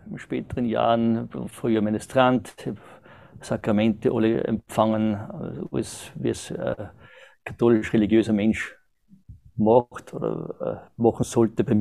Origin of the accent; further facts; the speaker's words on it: Austria; bin 1970 geboren in Österreich, äh, habe die ganzen äh, Pflichtschulen und alles dort absolviert